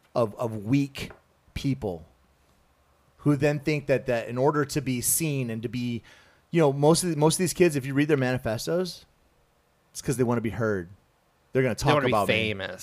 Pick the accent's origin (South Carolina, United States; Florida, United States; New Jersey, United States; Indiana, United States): South Carolina, United States; rural; moved away; also born or lived in Japan; I grew up in South Carolina, rural South Carolina.